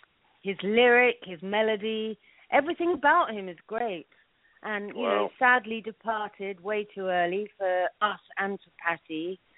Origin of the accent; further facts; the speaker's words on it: London, United Kingdom; now in New York, United States; well, I was born in London, I grew up in London